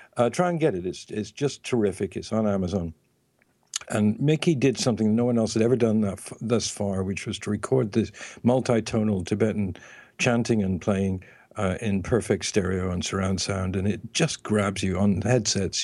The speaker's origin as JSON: {"language": "English", "region": "England", "country": "United Kingdom", "said": "I'm from England"}